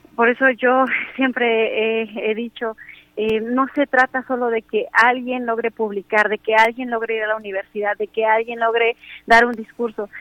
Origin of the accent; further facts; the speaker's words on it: Mixteca Alta, Oaxaca, Mexico; first language Spanish; yo nací en la Mixteca Alta, sin embargo, eh, también vivo en la Mixteca Baja.